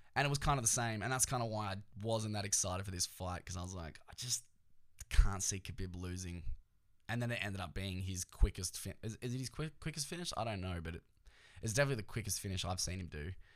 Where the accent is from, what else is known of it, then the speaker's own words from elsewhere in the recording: Australia; we're like Australian